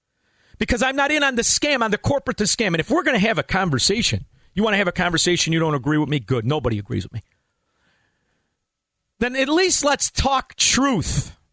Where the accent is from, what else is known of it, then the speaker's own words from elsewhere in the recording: United States; I'm a capitalist. I'm an American. And I have two origins where my family is from. One Norwegian, one Italian. But it was the Italians that I was raised. It was the neighborhood I was raised in.